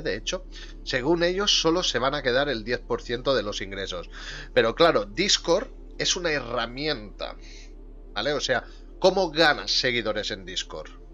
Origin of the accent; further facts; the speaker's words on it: Catalonia, Spain; Yo soy de Cataluña